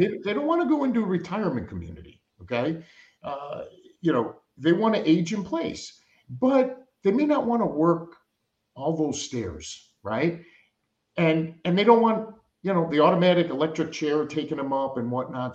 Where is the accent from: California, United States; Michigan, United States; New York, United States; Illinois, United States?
Illinois, United States; Chicago; I grew up in Chicago